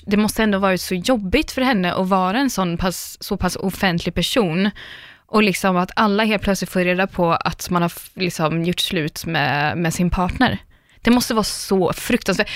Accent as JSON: {"language": "Swedish", "town": "Linköping", "region": "Östergötland", "country": "Sweden", "also_born_or_lived": "London", "moved": "as an adult", "lives_now": "Stockholm, Sweden", "said": "jag är från Linköping"}